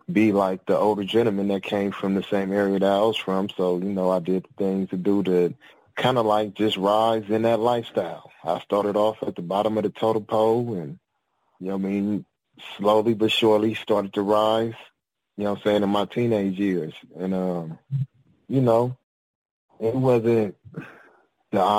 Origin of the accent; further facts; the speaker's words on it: Compton, California, United States; I'm from Compton, California.